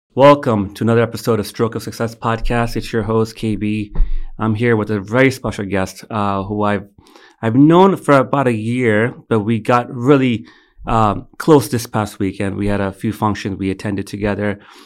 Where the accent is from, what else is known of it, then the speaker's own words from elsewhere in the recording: United States; I was born in America